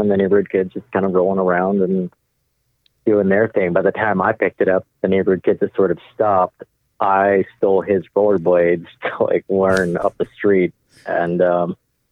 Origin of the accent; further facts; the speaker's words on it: Los Angeles, California, United States; the neighborhood I grew up in, Echo Park